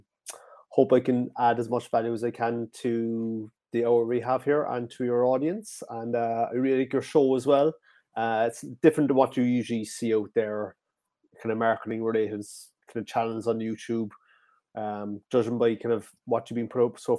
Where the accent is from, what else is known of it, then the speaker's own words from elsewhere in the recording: Cork Harbour, County Cork, Munster, Ireland; I'm from Ireland, the south of Ireland. It's called County Cork, right down in Cork Harbour